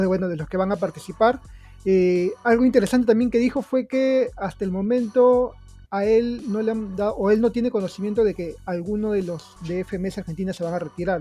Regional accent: Peru; en Perú estamos

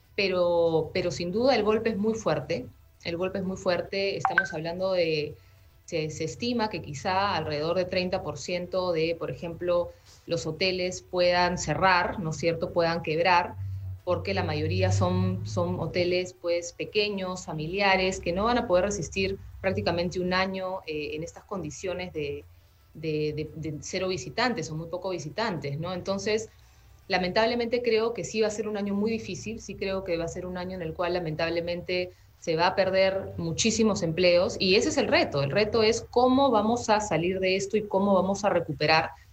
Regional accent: Peru; como peruanos

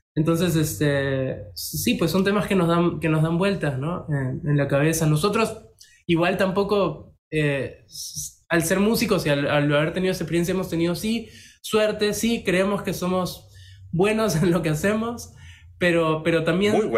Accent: Peru; somos peruanos

